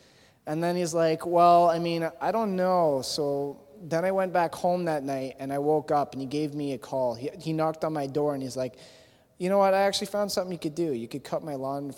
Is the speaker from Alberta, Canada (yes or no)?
no; Thorold, Ontario, Canada; also born or lived in Hamilton, Ontario; When I was younger, I was living in Thorold, actually. I was born in Hamilton, Ontario, but when I was living in Thorold, I was young